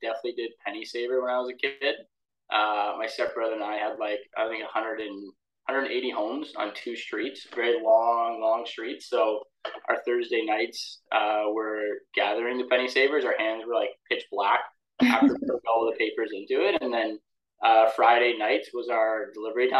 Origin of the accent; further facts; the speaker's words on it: Windsor, Ontario, Canada; There wasn't really anyone in my territory, which was kind of good because I had the entire Windsor area to operate in.